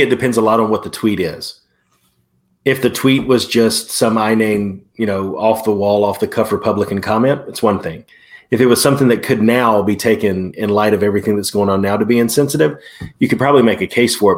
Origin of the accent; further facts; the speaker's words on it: Prattville, Alabama, United States; Prattville, my hometown.